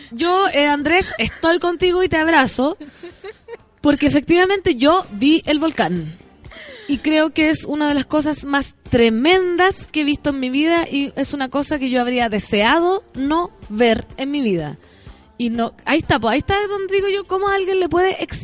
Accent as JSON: {"language": "Spanish", "town": "San Felipe", "region": "Valparaíso", "country": "Chile", "said": "somos como 30 de San Felipe"}